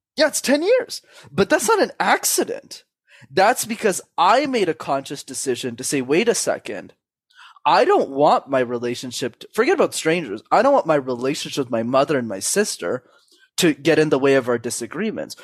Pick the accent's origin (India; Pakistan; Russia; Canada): Canada; I was born in Canada, first world country